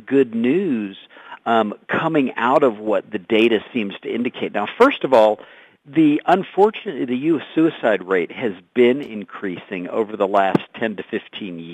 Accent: the Panhandle of Florida, United States; moved away as an adult; now in Colorado Springs, United States; I grew up in the Panhandle of Florida

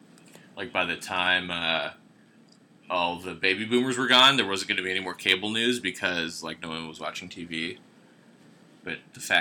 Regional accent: Marin County, California, United States; growing up in Marin County, it's like very left leaning.

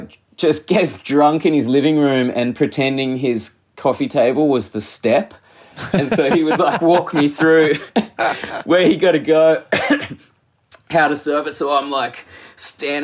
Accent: Tasmania, Australia; I'm from Tasmania. I grew up with all my friends surfing it.

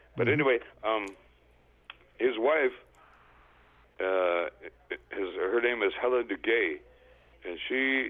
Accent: Six Nations of the Grand River Territory, southern Ontario, Canada; moved away as an adult; also born or lived in West Coast (Left Coast); I am a Mohawk from the Six Nations of the Grand River Territory in southern Ontario, which is where I grew up

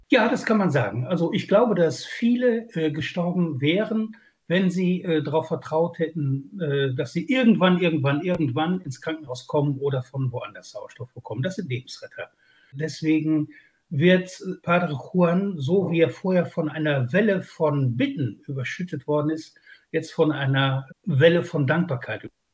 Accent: Ruhr area, North Rhine-Westphalia, Germany; bei uns im Ruhrgebiet

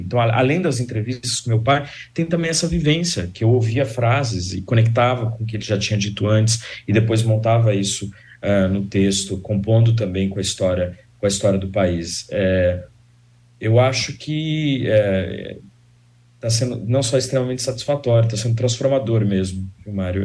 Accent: Brazil; me tocou como escritor, como sociólogo, como brasileiro

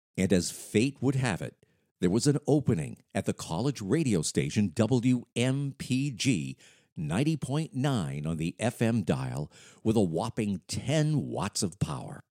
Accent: Lewiston, Maine, United States; Born and raised in Lewiston, Maine

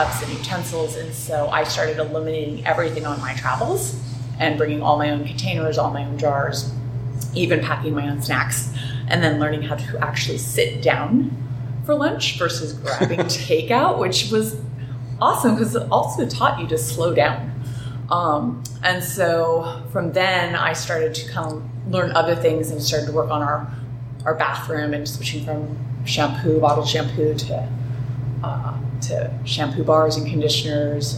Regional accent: San Diego, California, United States; I grew up in San Diego, started surfing when I was a young little girl

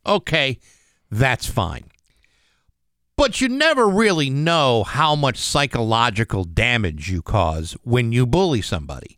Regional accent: Rehoboth, Massachusetts, United States; also born or lived in Attleboro, Massachusetts; in second grade when we moved to Rehoboth from Attleboro

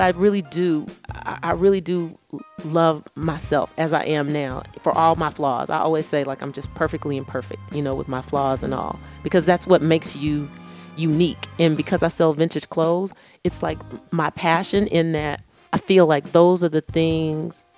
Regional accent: Texas, United States; I'm from Texas

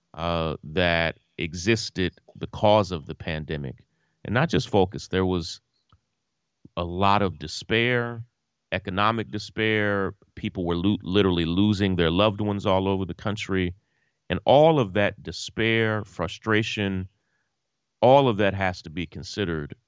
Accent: Versailles, Kentucky, United States; my family and I grew up with Kenny's family in Versailles. I'm from Kentucky

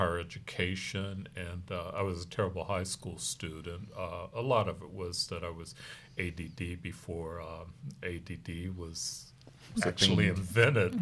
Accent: Chicago, Illinois, United States; moved away as an adult; also born or lived in Louisville, Kentucky / Baton Rouge, Louisiana / Lafayette, Louisiana; now in San Antonio, United States; Originally from Louisville, but I grew up in Chicago.

